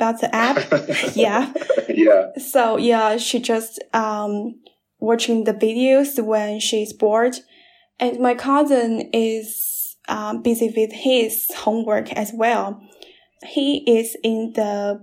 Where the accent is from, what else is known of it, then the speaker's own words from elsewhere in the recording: Chizhou, Anhui, China; English is a second language; moved away as an adult; also born or lived in Nanjing; I'm at my hometown. It's a small city in Anhui. It's called Chizhou